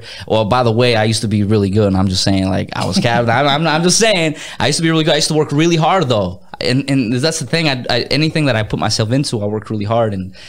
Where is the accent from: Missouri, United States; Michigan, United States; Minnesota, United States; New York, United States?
Minnesota, United States; like growing up in Minnesota, they have the Twins, the Minnesota Twins, and it's like, yeah, like they were cool, but you know, they didn't compare to the Dodgers.